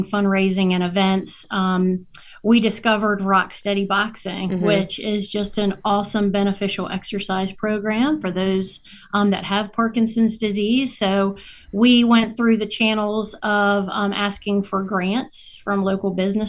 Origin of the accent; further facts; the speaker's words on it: New Bern, North Carolina, United States; moved away as an adult; also born or lived in Alexandria, Virginia; he also lives in my hometown here in New Bern